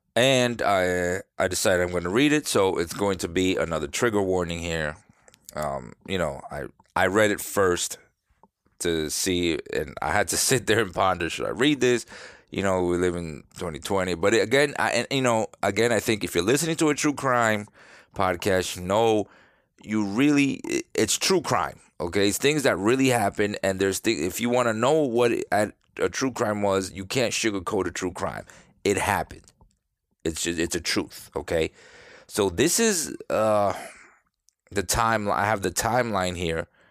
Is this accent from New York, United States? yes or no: yes; New York, United States; now in Florida, United States; I'm from New York, live in Florida